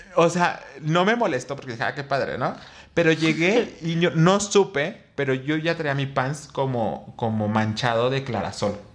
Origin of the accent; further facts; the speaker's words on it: Mexico; como mexicano